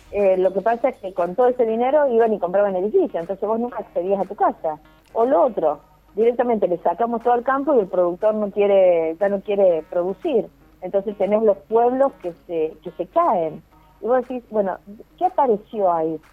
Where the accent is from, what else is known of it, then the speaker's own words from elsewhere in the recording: Córdoba, Argentina; also born or lived in Buenos Aires, Argentina; me volví a Córdoba, porque yo soy cordobesa